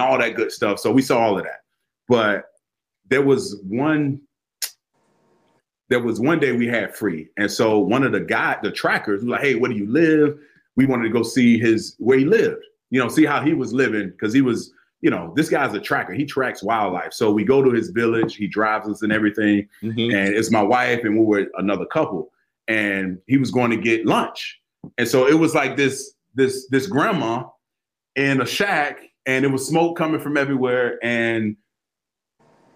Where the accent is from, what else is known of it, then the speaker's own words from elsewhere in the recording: Florida, United States; I grew up in Florida